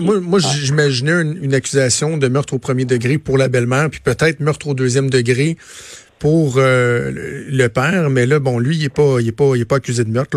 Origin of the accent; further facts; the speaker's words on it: Quebec, Canada; chez nous au Québec